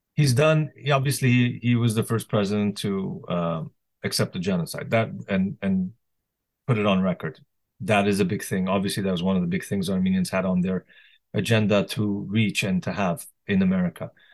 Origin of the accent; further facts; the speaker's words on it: Canada; also born or lived in Lebanon; now in United States; I was born in Canada.